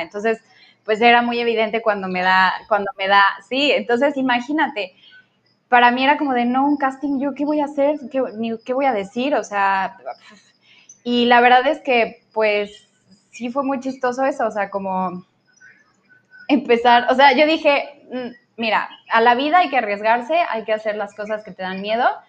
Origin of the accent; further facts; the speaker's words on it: Querétaro, Mexico; moved away as an adult; now in Cancún, Mexico; yo soy de Querétaro, bueno, yo crecí en Querétaro